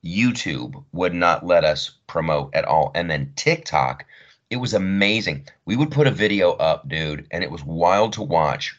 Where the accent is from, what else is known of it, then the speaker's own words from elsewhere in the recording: Columbus, Ohio, United States; I grew up in Columbus, Ohio